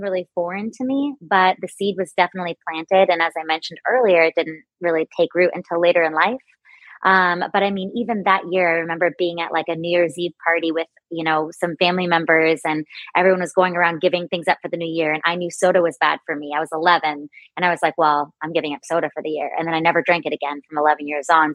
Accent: San Diego, California, United States; grew up on carne asada burritos and all the things uh, growing up in San Diego

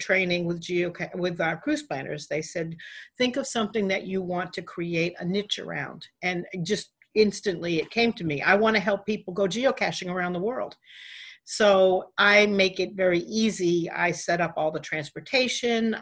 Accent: New Hampshire, United States; I'm from New Hampshire

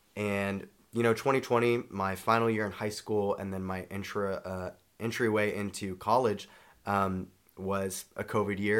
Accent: Charlotte, North Carolina, United States; I'm from Charlotte, North Carolina

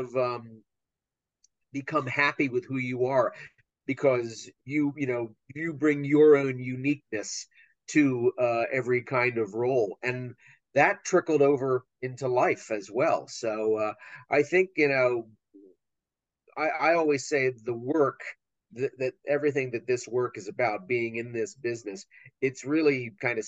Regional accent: Wilmington, Delaware, United States; moved away as an adult; also born or lived in Pennsylvania / New York; now in Ohio, United States; I grew up in Wilmington, Delaware, and in Pennsylvania

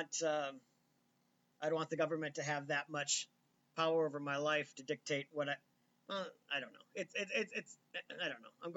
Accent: United States; I'm an American

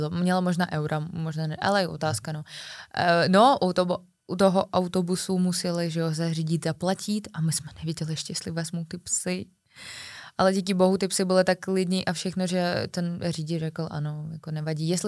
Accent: Czechia; Já jsem odvolal všechny hotely, chápeš, já jsem z Česka, volala do Moldavska

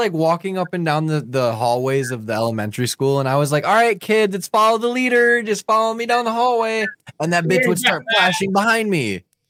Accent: Michigan, United States; now in Florida, United States; I'm from Michigan.

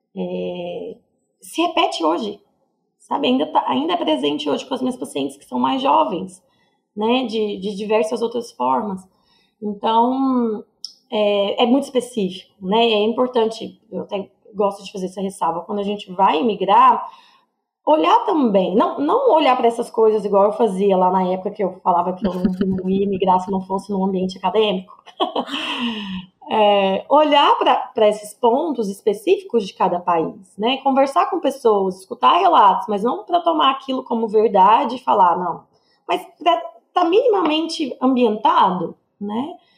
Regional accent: Goiânia, Goiás, Brazil; moved away as an adult; Eu morei a vida inteira em Goiânia, né? Até os meus 20 quatro anos

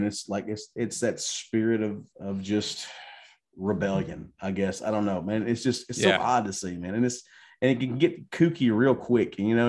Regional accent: Mississippi, United States; now in Thailand; Yeah, I'm from Mississippi. My wife will not claim me from Mississippi.

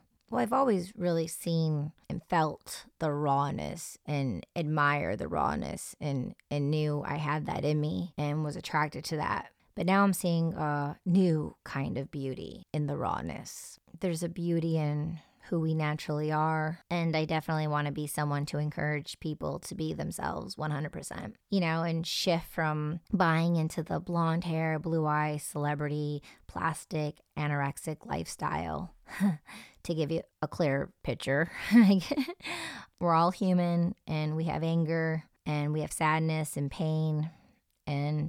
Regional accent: suburban Detroit area, Michigan, United States; I'm someone who was raised in a more suburban atmosphere, and I was taught to stay away from certain scenes, but then I would go to Detroit and hang out in very raw, real atmospheres. Growing up in the Detroit electronic music scene

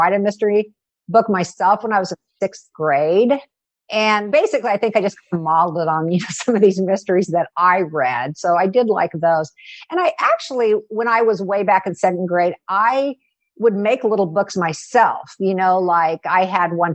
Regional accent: Kansas, United States; also born or lived in Kentucky; My father was a Methodist minister, so he got an assignment in Kansas when I was four. So we moved to Kansas at that time.

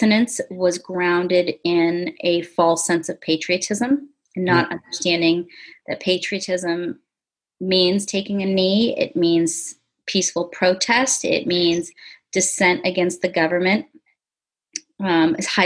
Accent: United States; first language English; I was born and raised in America

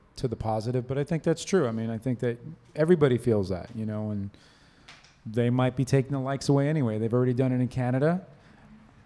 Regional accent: New York City, New York, United States; I grew up in Harlem

